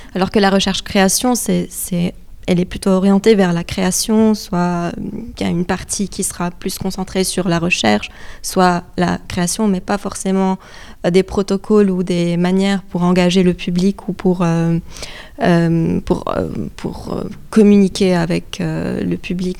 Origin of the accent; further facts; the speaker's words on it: Lebanon; moved away; je suis libanaise d'origine, donc je viens aussi d'un pays qui a vécu beaucoup de, de, guerres